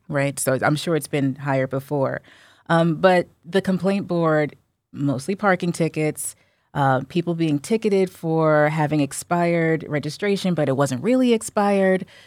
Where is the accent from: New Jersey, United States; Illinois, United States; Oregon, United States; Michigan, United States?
New Jersey, United States; I'm from Jersey